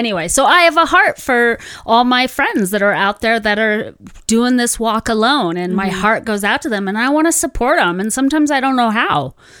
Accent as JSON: {"language": "English", "town": "Santa Ana", "region": "California", "country": "United States", "tie": "born or raised there", "said": "I'm from Cali. I'm from Santa Ana, and so I thought like I was half Spanish, half Mexican, you know, growing up there."}